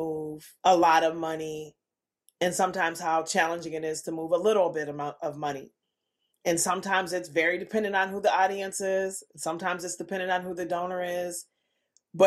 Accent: Minneapolis, Minnesota, United States; the richly diverse neighborhood that I grew up in North Minneapolis

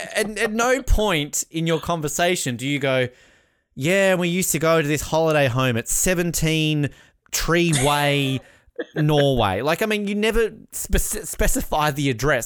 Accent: Australia; I am Australian.

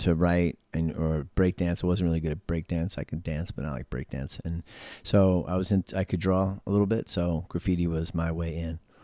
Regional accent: New York City, New York, United States; I was born in East Elmhurst Hospital

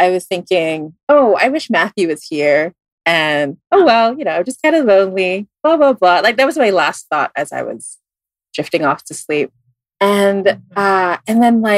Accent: Philippines; also born or lived in Singapore; I moved to the Philippines when I was like around 10.

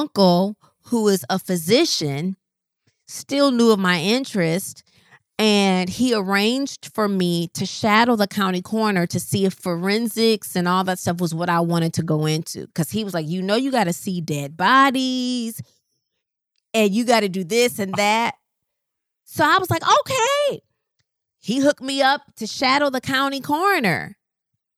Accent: Rockford, Illinois, United States; moved away as an adult; I'm from Rockford, Illinois. Like, it's not even Chicago

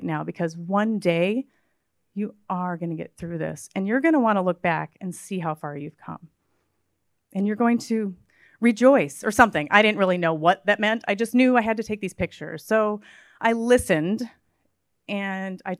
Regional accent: Midwest, United States; I grew up in the Midwest

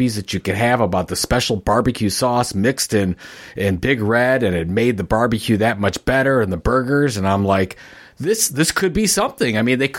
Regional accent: Midwest, United States; So yeah, I grew up in the Midwest, and we called it red pop.

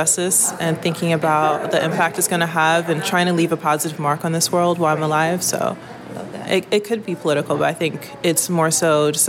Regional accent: Philadelphia, Pennsylvania, United States; I'm from West Philly. My family goes back 3 generations.

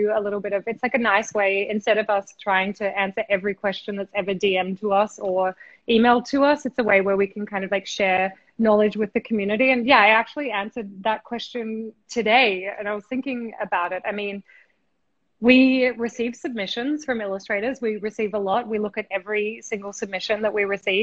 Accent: Australia; also born or lived in Brooklyn, New York; now in New York, United States; I'm originally from Australia, but I live in New York. I'm chatting to you from Brooklyn right now.

